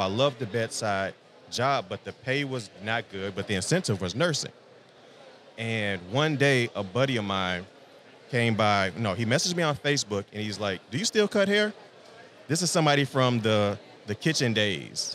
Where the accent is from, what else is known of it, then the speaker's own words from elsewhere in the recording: Chicagoland, Illinois, United States; I'm born and raised just outside Chicagoland. Been there my entire life.